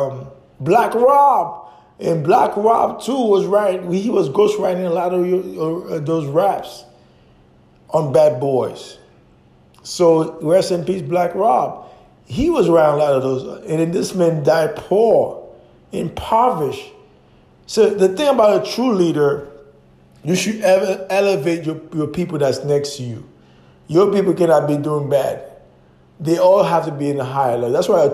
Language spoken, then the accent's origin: English; New York City, New York, United States; I grew up in New York City during the golden age of hip-hop.